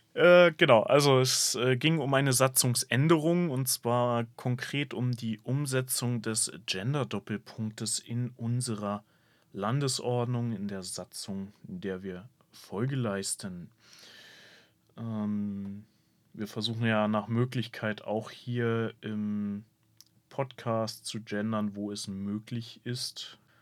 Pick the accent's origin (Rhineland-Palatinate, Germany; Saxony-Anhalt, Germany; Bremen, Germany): Bremen, Germany; als Bremer